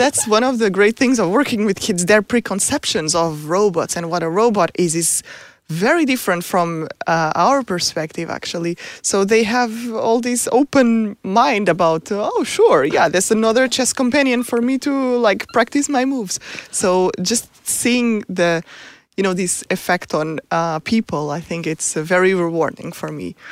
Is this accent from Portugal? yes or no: yes; Portugal; moved away as an adult; also born or lived in United States; now in Stockholm, Sweden; I'm from Portugal, so I did my P H D in Portugal